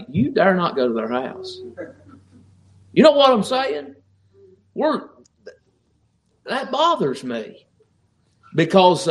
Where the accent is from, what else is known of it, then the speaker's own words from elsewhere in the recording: Appalachia, Virginia, United States; I grew up in Appalachia, Virginia, and the area that I grew up in, there was no such thing as a stranger.